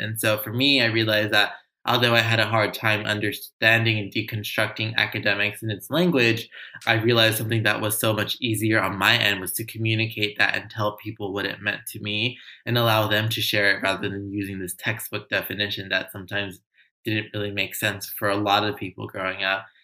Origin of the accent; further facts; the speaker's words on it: Los Angeles, California, United States; I grew up in Los Angeles in a low income community, grew up in affordable housing my whole life